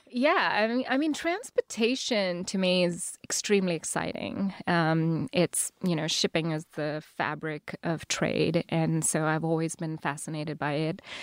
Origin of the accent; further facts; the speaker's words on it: Chennai, Tamil Nadu, India; first language Telugu; English is a second language; moved away; Chennai, so southern India